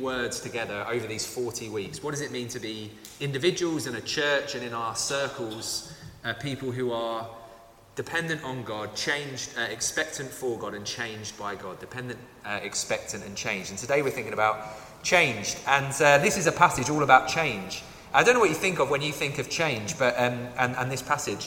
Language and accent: English; London, United Kingdom; I grew up in Southeast London